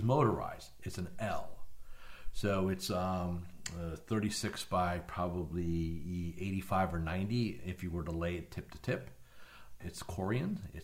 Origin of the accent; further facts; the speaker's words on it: New Jersey, United States; moved away as an adult; now in Florida, United States; I was born and raised in New Jersey up until 20-some-odd years ago.